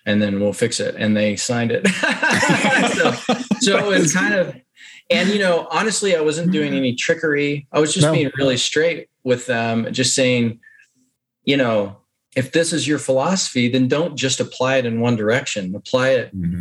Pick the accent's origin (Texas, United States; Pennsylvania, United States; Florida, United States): Texas, United States; I'm from Texas